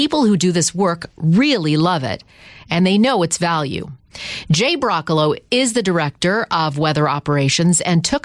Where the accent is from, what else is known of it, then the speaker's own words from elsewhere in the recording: Canada; moved away; I'm from Canada